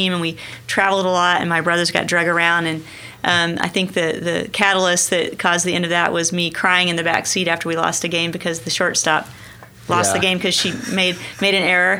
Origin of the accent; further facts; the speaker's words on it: Sequoyah County, eastern Oklahoma, United States; moved away as an adult; also born or lived in Fort Smith, Arkansas / California / Lawrence, Kansas; I actually grew up in Sequoia County in eastern Oklahoma.